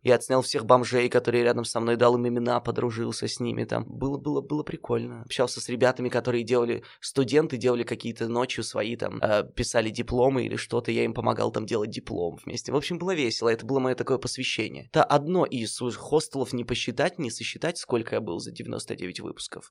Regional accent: Nizhny Tagil, Sverdlovsk Oblast, Russia; moved away as an adult; also born or lived in Yekaterinburg; я родился в Нижнем Тагиле

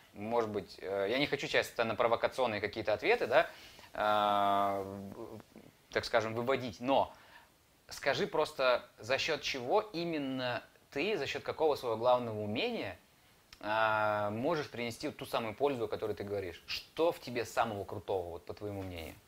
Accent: Saratov, Saratov Oblast, Russia; я сам из Саратова.

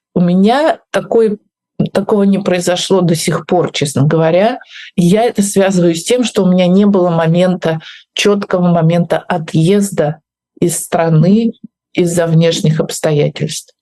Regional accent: Russia; moved away as an adult; also born or lived in Moscow / Kyiv; now in Spain; я уезжаю из своей страны

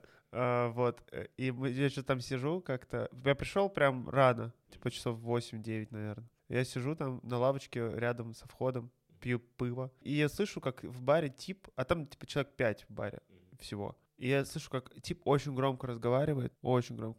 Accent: Kazan, Tatarstan, Russia; у нас в Казани

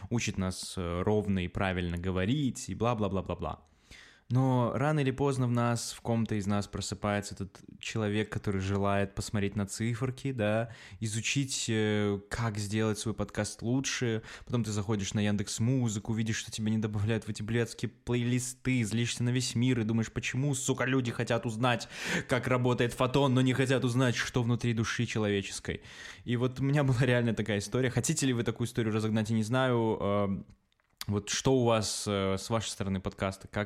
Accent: Belarus; мы чуваки из Беларуси

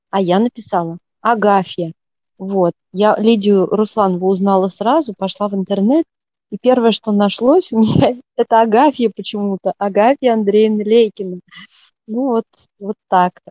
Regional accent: Murom, Vladimir Oblast, Russia; Ну тогда милости просим на мою малую родину в Муром. Там их пекут до сих пор.

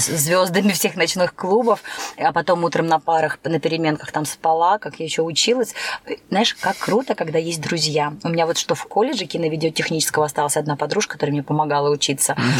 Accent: Türkmenabat, Lebap Region, Turkmenistan; now in Saint Petersburg, Russia; Я родилась в Средней Азии, Республика Туркменистан

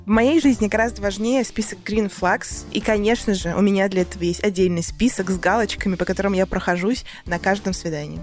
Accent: Russia; now in United States; я из России

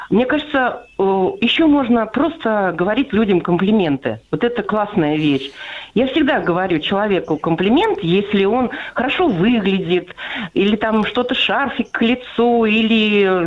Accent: Tula, Tula Oblast, Russia; я из Тулы.

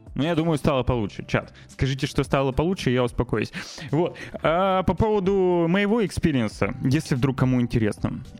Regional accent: Novosibirsk, Novosibirsk Oblast, Russia; moved away as an adult; у меня в родном городе, Новосибирске

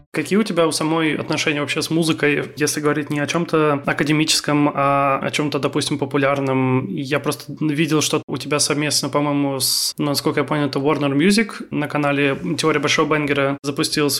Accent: Kaliningrad, Kaliningrad Oblast, Russia; я хоть и родился и живу в Калининграде

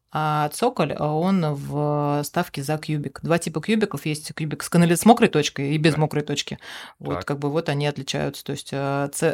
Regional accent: Dok, Bashkortostan, Russia; я сама родом с Дока и до 16 лет жила на, на ага. Доке

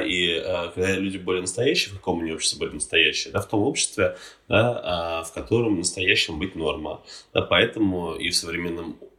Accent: Estonia; я сам из Эстонии родом

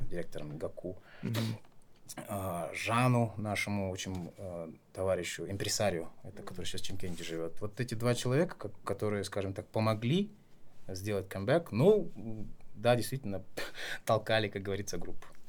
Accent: Taraz, Jambyl Region, Kazakhstan; moved away; also born or lived in Astana; я родился и вырос в Таразе

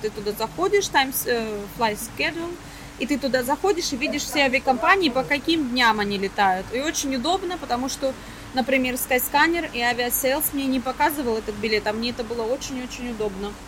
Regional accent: Belgorod Oblast, Russia; now in Cyprus; я из Белгородской области

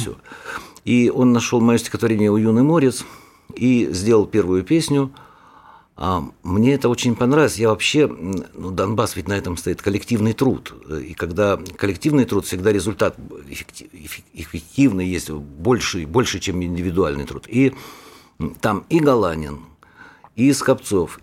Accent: Donbas, Ukraine; вот моя родина. Там убивают, вот у меня на родине убивают детей, стариков

